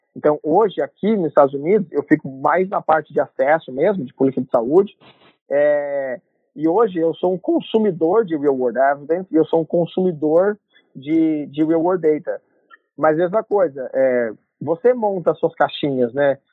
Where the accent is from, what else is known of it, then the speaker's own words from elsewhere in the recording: Londrina, Paraná, Brazil; moved away as an adult; also born or lived in Curitiba; now in United States; eu sou natural de Londrina, nasci no Paraná